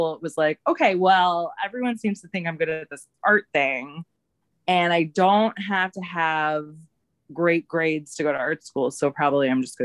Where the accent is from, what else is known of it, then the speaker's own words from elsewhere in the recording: St. Louis, Missouri, United States; moved away as an adult; also born or lived in Kansas City; now in Chicago, United States; I born and raised in the Midwest. I grew up in St. Louis